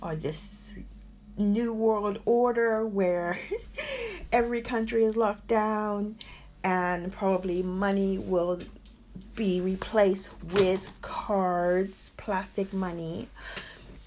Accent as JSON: {"language": "English", "country": "United States", "also_born_or_lived": "Berlin, Germany", "moved": "as an adult", "lives_now": "United Kingdom", "said": "I left my home country, America, 36 years ago to travel to Germany."}